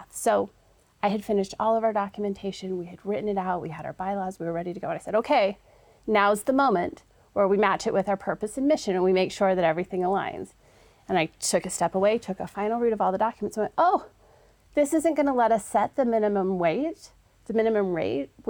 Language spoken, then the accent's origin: English; Holladay, Utah, United States; I once was one of those juniors and senior girls growing up here in the state of Utah. Um, I grew up